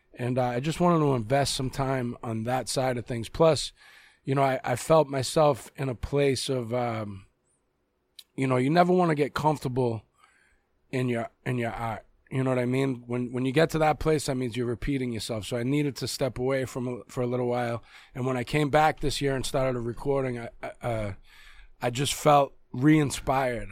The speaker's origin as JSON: {"language": "English", "town": "Boston", "region": "Massachusetts", "country": "United States", "accent": "Boston", "said": "My real accent is a Boston accent."}